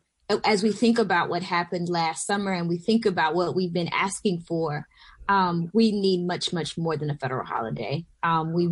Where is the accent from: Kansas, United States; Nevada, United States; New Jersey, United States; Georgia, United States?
Georgia, United States; Southwest; moved away as an adult; also born or lived in Atlanta, Georgia; now in Bronx, New York, United States; I am from Georgia. I'm from Southwest Georgia originally, near the Florida border.